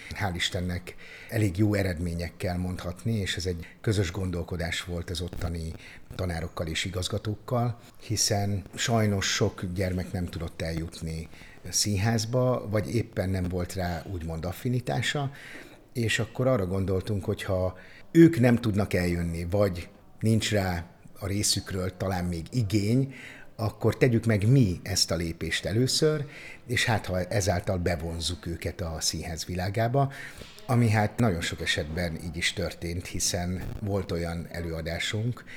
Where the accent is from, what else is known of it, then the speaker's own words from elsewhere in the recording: Onga, Borsod-Abaúj-Zemplén, Hungary; now in Szeged, Hungary; Akkoriban ott az Ongai Általános Iskolába, Onga városa, ahol én születtem